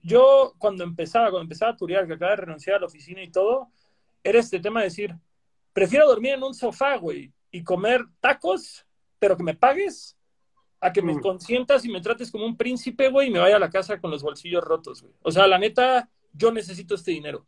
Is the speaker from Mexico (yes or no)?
yes; Cancún, Quintana Roo, Mexico; yo que crecí en Cancún